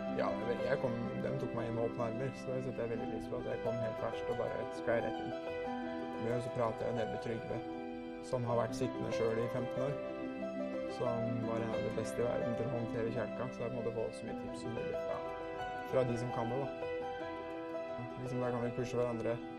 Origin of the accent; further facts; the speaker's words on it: Svelvik, Vestfold, Norway; jeg kommer fra Svelvik